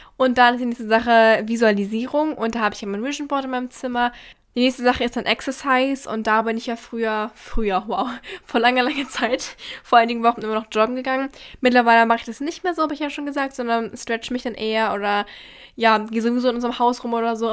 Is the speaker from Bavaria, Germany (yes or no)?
no; Berlin, Germany; ich komme aus Berlin